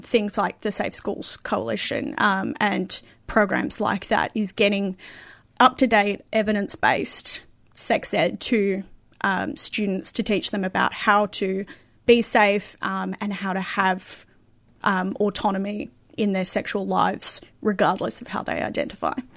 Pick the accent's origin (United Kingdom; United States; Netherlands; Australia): Australia; Perth, Western Australia; I grew up in Perth